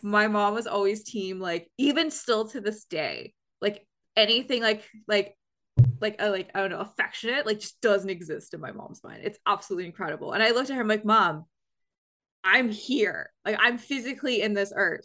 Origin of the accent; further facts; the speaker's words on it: Canada; I'm from Canada